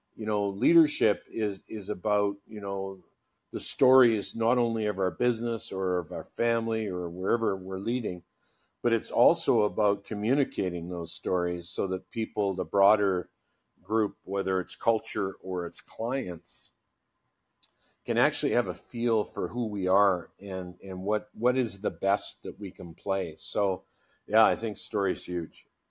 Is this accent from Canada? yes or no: yes; Burnaby, British Columbia, Canada; I'm a kid from Burnaby, British Columbia, just, uh, beside, uh, Vancouver. And, uh, grew up, uh, you know, in minor hockey